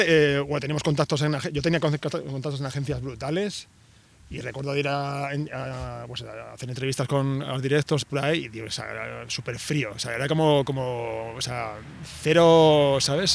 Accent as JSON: {"language": "Spanish", "town": "Vitoria-Gasteiz", "region": "Basque Country", "country": "Spain", "said": "yo, soy de Vitoria, que es una ciudad muy pequeñita de País Vasco"}